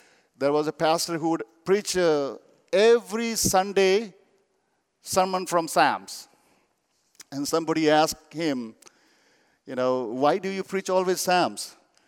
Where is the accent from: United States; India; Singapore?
India; English is a second language; You know, I come from Buddhist background. I belong to Kampa tribe.